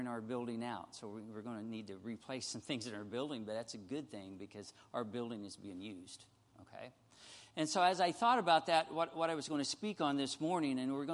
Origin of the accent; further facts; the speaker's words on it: Missouri, United States; we're from Missouri here